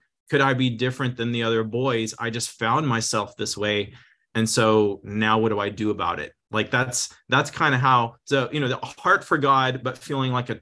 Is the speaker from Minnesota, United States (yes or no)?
no; Texas, United States; now in Redding, United States; I was raised in the South. I grew up in Texas mostly